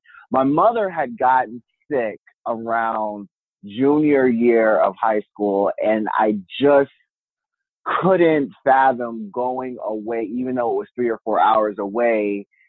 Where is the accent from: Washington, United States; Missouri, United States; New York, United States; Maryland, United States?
Maryland, United States; also born or lived in Virginia; I'm originally from Maryland, but I spent high school in Virginia, and I went to college in Virginia